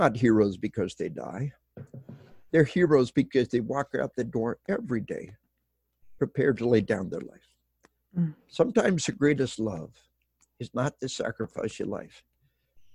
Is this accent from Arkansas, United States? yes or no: yes; Arkansas, United States; moved away; We are from Arkansas